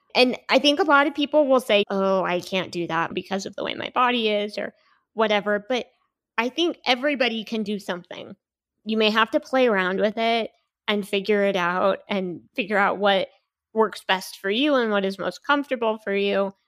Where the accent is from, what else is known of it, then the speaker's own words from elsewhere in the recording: Seattle, Washington, United States; moved away as an adult; now in Salt Lake City, United States; I'm from the Seattle area, and I moved to Utah to go to B Y U